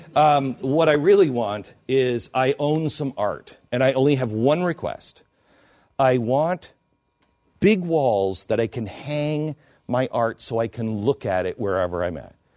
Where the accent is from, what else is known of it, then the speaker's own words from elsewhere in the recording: Seattle, Washington, United States; moved away; I grew up in Seattle.